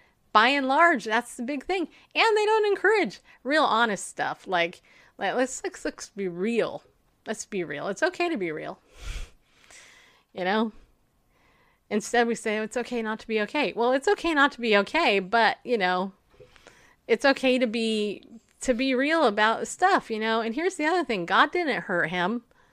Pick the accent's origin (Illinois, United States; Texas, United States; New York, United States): New York, United States; I'm from New York. I mean, hello. I was born with a mom from New York, and, you know, little outspoken woman.